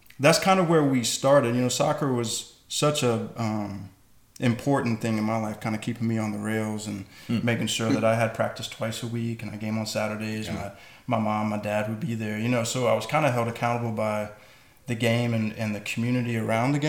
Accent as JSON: {"language": "English", "town": "Atlanta", "region": "Georgia", "country": "United States", "tie": "born or raised there", "also_born_or_lived": "San Juan del Sur, Nicaragua", "moved": "as an adult", "said": "born and raised in Atlanta"}